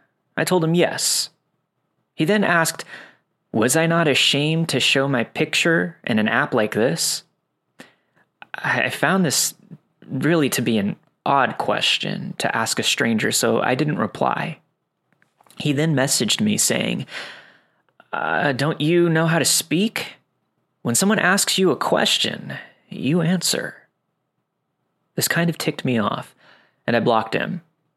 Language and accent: English; Ripley, Mississippi, United States; Back in 2010, I was still living in my hometown of Ripley, Mississippi. This is a very small town of around 4,000 people.